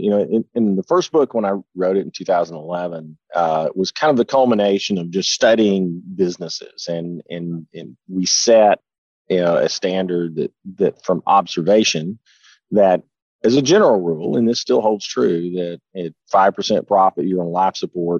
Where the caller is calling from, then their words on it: Huntsville, Alabama, United States; I'm actually in the office, believe it or not, today in Huntsville, Alabama.